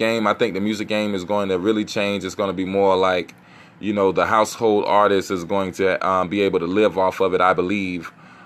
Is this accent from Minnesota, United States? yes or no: no; South Carolina, United States; I'm from South Carolina